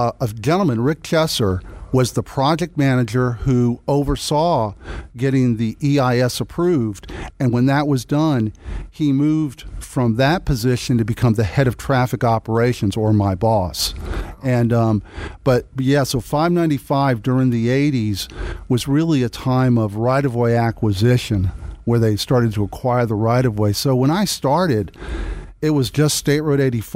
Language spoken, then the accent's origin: English; Miami, Florida, United States; I was born and raised in Miami. I'm a native South Floridian